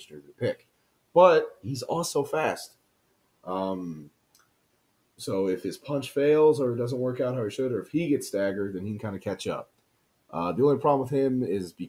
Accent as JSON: {"language": "English", "town": "Friendswood", "region": "Texas", "country": "United States", "tie": "born or raised there", "said": "my hometown of Friendswood, Texas"}